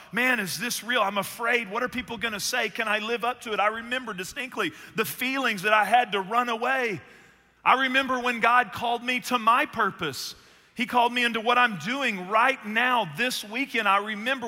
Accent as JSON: {"language": "English", "region": "Northeast Texas", "country": "United States", "tie": "born or raised there", "said": "I was born in Northeast Texas and I played athletics"}